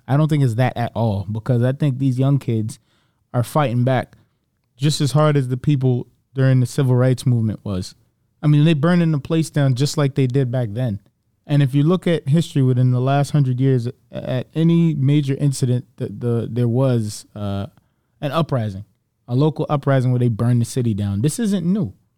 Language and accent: English; Broward County, Florida, United States; I grew up in Broward